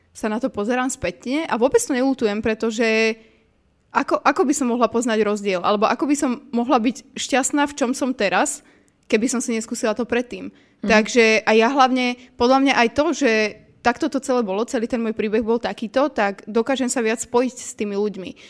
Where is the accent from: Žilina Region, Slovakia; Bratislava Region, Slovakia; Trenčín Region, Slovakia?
Trenčín Region, Slovakia; Považská Bystrica; Povazka Bystrica, moje rodné mesto